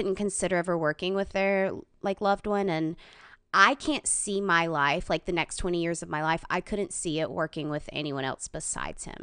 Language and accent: English; Gaffney, South Carolina, United States; also born or lived in New York; I'm from South Carolina